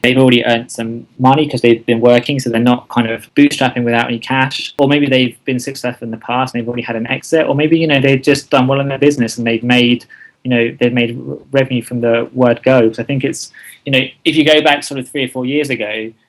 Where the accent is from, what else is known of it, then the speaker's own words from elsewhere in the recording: England, United Kingdom; moved away as an adult; also born or lived in London / Asia; now in Thailand; I am indeed English uh, from the UK